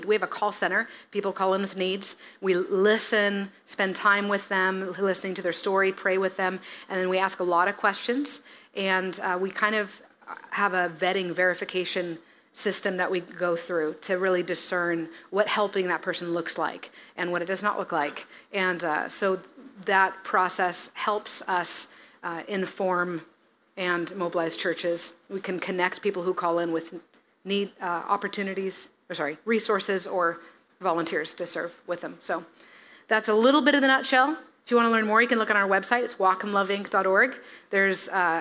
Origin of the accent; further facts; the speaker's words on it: Sequim, Washington, United States; moved away as an adult; now in Bellingham, United States; I came from Sequim, Washington, out on the peninsula. That's where my family is mostly from